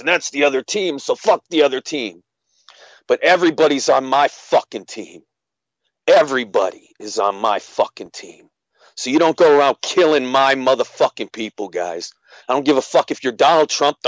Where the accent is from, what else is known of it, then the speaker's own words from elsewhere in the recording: United States; I was born in America